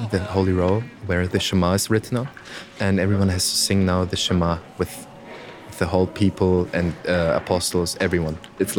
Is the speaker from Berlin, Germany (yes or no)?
no; Oberammergau, Bavaria, Germany; also born or lived in Garmisch-Partenkirchen, Germany; I'm 20 years old and I was born in Garmisch-Partenkirchen and I live in Oberammergau for 20 years now.